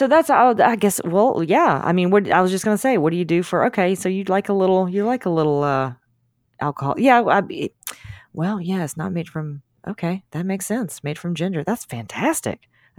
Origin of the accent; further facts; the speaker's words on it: Deep South, United States; I grew up in the Deep South. God, I was in the Deep South, so we had a lot of soda.